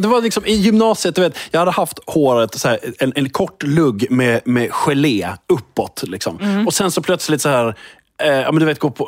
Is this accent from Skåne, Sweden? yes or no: yes; Skåne, Sweden; accent: Scanian; also born or lived in Lund; jag är liksom född och uppvuxen i Skåne och bor i Skåne och liksom är Skånepatriot